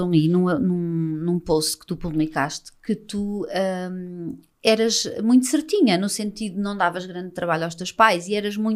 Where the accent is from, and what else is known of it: Ericeira, Lisbon, Portugal; born or raised there